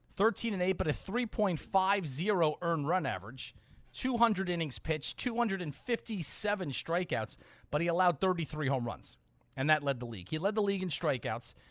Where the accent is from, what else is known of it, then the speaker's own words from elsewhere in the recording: New York, United States; I grew up in New York